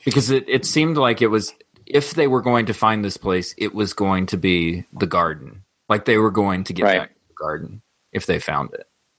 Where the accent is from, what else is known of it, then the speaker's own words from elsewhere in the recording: the South, United States; growing up in the South